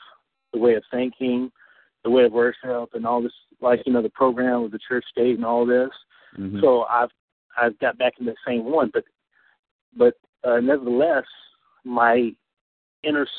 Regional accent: North Carolina, United States; I'm originally from North Carolina, so living in North Carolina

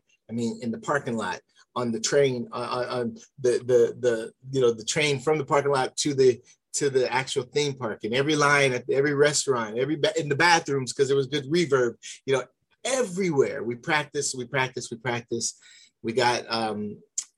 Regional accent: Antelope Valley, Los Angeles area, California, United States; I'm from originally born and raised in the Los Angeles, California area.

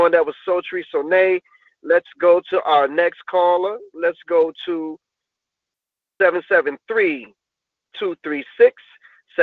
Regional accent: Chicago, Illinois, United States; you are in my city, Chi-Town, born and raised in Inglewood over here

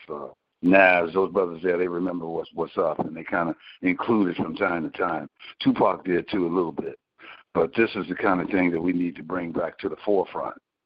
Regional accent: Compton, California, United States; going to Compton, okay? And Compton was very good, quality education

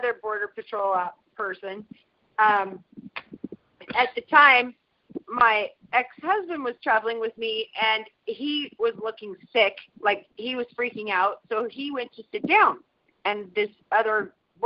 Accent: Washington, United States; I'm actually from Washington

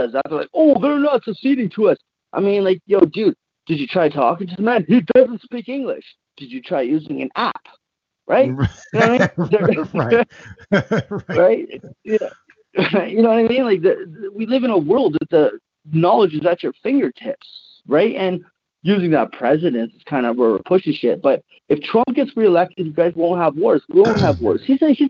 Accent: Canada; as a Canadian

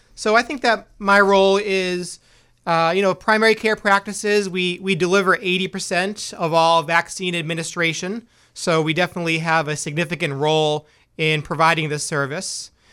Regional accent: Boston, Massachusetts, United States; also born or lived in Biddeford, Maine / New York / Dover; now in Maine, United States; I am from Boston originally

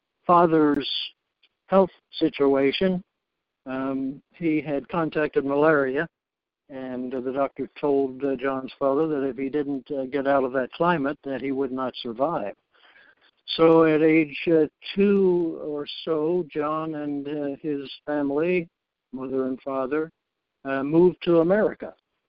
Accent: Baltimore, Maryland, United States; now in Elgin, United States; I was born and raised in Baltimore, Maryland, and worked for 43 years for corporate America

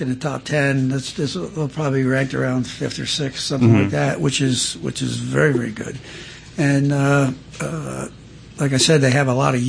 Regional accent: Pennsylvania, United States; now in North Carolina, United States; I'm from Pennsylvania

